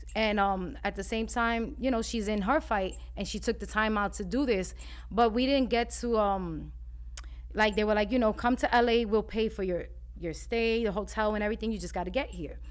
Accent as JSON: {"language": "English", "town": "New York City", "region": "New York", "country": "United States", "tie": "born or raised there", "said": "growing up in Spanish Harlem"}